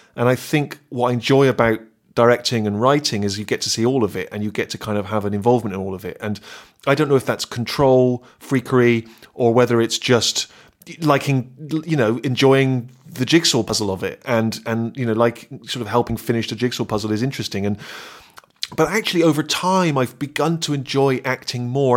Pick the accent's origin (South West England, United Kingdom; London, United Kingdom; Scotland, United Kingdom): South West England, United Kingdom; Bristol; accent: West Country; moved away as an adult; I'd grown up in Bristol. Everyone spoke the same way.